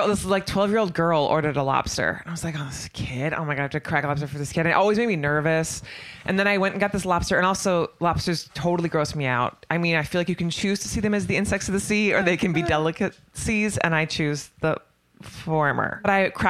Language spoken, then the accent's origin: English; Manitowoc, Wisconsin, United States; moved away; I grew up on Lake Michigan